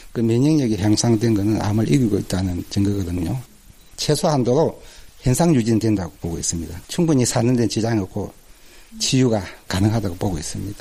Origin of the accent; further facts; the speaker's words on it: Ulsan, South Korea; 저는 그 울산에서 왔고요.